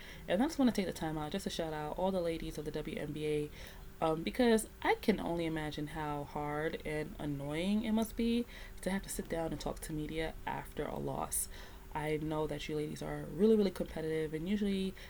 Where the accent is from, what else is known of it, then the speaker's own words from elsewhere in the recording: New York, United States; you're in New York. You're in my hometown